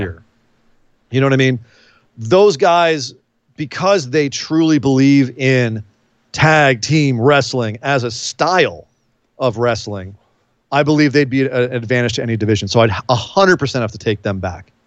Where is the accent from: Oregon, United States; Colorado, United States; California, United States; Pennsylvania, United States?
California, United States; Bay Area; I grew up in the Bay Area